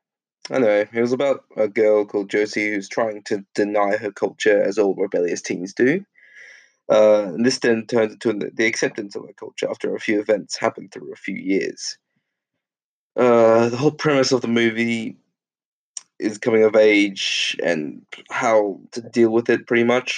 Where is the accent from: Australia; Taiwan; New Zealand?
Australia; Growing up in Australia